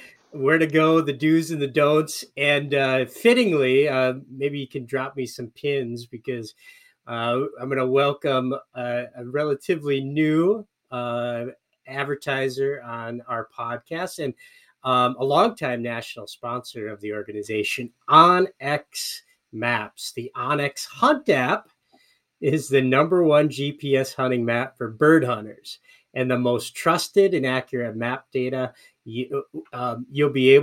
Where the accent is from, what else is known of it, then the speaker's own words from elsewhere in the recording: Upper Peninsula of Michigan, United States; moved away; My home country, the UP, is a pretty short season